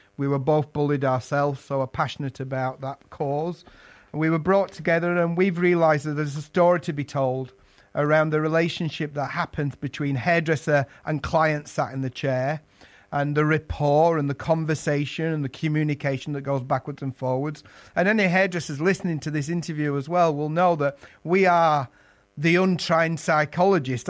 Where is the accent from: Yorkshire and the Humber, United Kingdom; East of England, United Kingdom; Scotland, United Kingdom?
Yorkshire and the Humber, United Kingdom; moved away as an adult; now in London, United Kingdom; I was an apprentice in my native Yorkshire. If you detected my accent, London's been home for most of my working life